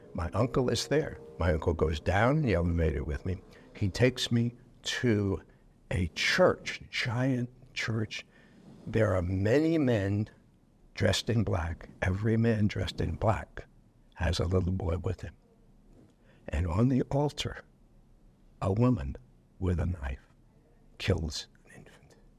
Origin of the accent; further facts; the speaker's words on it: New York City, New York, United States; I was born in New York City